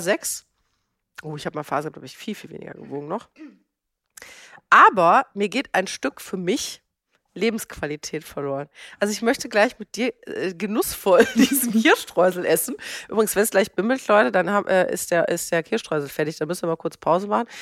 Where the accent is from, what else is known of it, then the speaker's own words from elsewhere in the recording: Germany; ich bin in Deutschland geboren, in einer gut situierten Lehrerfamilie